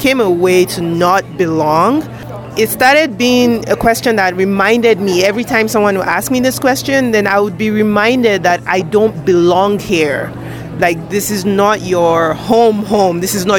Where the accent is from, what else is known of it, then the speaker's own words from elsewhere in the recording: Nigeria; So when people said, where are you from? I just said, Nigeria.